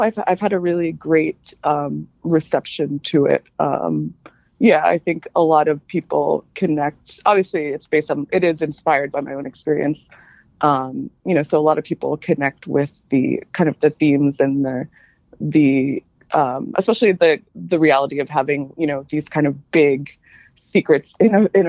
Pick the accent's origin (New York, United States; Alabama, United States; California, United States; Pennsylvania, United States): New York, United States; New York City; also born or lived in Jamaica; my family moved to Queens